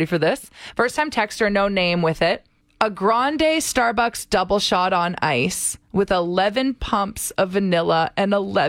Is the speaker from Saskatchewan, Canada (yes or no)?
no; St. Albert, Alberta, Canada; Jensen Lake in St. Albert. I was like, since when is there a lake with a beach on it in my hometown?